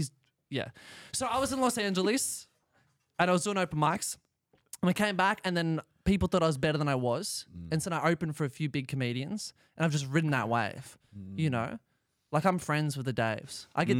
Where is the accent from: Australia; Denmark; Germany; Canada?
Australia; being an Aussie helped a lot.